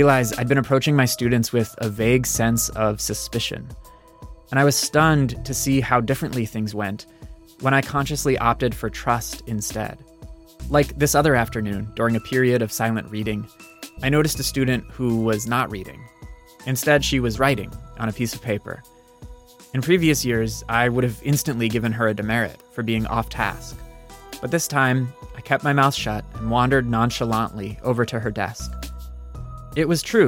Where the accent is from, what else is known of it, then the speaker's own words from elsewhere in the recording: East Coast suburbs, United States; I was a white kid from the East Coast suburbs